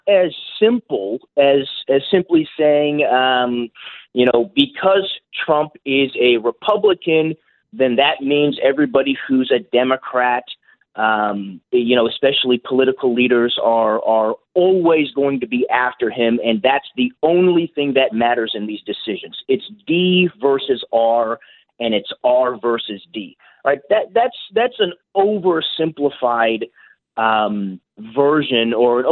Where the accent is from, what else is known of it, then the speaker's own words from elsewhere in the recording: California, United States; moved away as an adult; also born or lived in New York City; now in St. Louis, United States; my home state of California